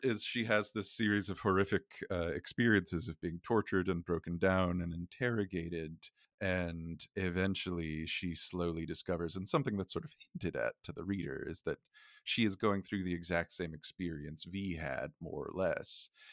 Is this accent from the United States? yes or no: yes; United States; accent: American; I'm, I'm an American, we're speaking with American accents